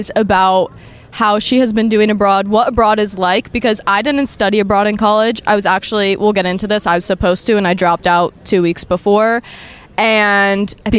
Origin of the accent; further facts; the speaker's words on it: New Jersey, United States; now in Miami, United States; I'm from New Jersey.